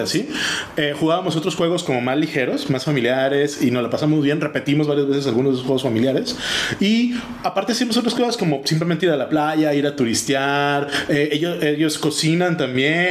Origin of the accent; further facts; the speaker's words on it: Mexico; now in Germany; aunque nosotros estamos en Alemania, seguimos siendo mexicanos